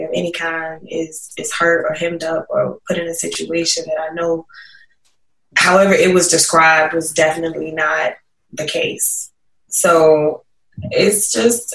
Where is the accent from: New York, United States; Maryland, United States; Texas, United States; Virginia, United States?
Virginia, United States; Smithfield; moved away; growing up in Isle of Wight County.